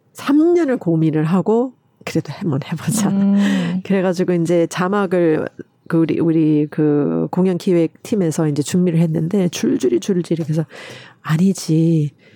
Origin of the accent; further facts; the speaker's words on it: United States; now in South Korea; 미국에서 자랄 때